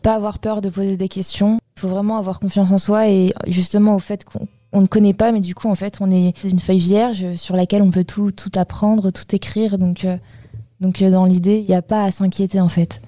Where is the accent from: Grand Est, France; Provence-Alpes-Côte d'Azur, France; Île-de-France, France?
Île-de-France, France; Paris; Je viens de Paris. Euh, j'habite dans le 15e. Et euh, j'ai fait toute ma scolarité en banlieue parisienne et mon lycée à Paris